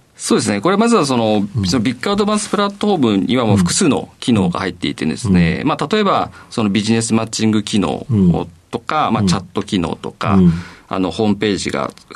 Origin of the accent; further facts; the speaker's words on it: Kasugai, Aichi, Japan; 出身は愛知県の 春日市という、あの、岐阜県の県境の方ですね。